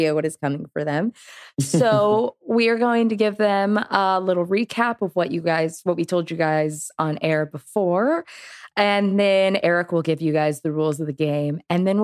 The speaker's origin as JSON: {"language": "English", "region": "Massachusetts", "country": "United States", "tie": "born or raised there", "also_born_or_lived": "Maine", "moved": "yes", "lives_now": "Los Angeles, United States", "said": "I was born in Maine, which is mildly cool. And then I grew up in Massachusetts and now I live"}